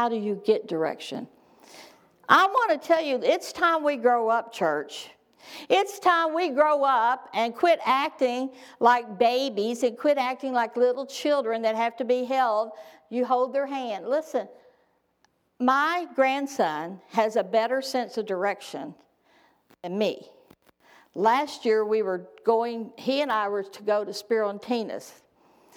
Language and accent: English; Texarkana, Texas, United States; moved away; also born or lived in Saskatchewan; my hometown in Texas